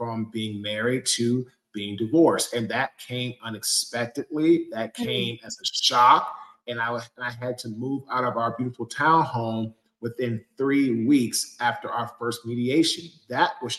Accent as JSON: {"language": "English", "town": "Washington", "region": "District of Columbia", "country": "United States", "moved": "yes", "lives_now": "Fuquay-Varina, United States", "said": "I am originally from Washington, D.C. I now live in Fuquay, Varina, North Carolina"}